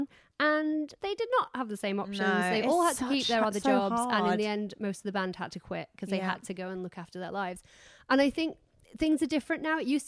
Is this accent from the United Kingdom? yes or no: yes; United Kingdom; moved away as an adult; also born or lived in New York; being British